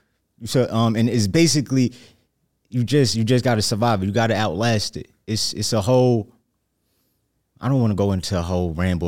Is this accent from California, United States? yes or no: no; New Jersey, United States; Jersey. I'm from Jersey. Yeah, not lie.